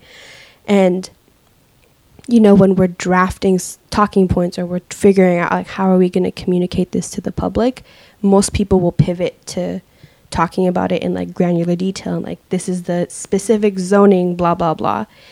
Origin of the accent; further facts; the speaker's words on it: Seattle, Washington, United States; I grew up in the Central District when it was a black and brown neighborhood